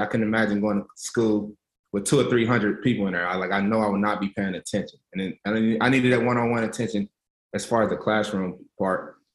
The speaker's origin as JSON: {"language": "English", "town": "Lexington", "region": "Kentucky", "country": "United States", "tie": "born or raised there", "said": "growing up in Lexington, Kentucky"}